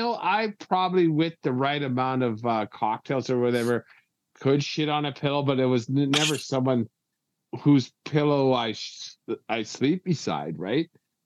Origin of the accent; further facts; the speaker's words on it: Canada; us Canadians